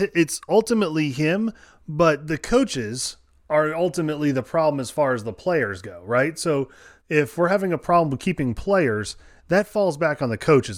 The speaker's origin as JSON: {"language": "English", "region": "Connecticut", "country": "United States", "tie": "born or raised there", "moved": "yes", "lives_now": "West Virginia, United States", "said": "growing up in Connecticut"}